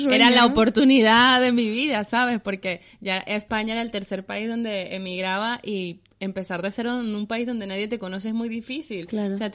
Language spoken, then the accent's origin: Spanish; Venezuela; moved away as an adult; also born or lived in Panama; now in Spain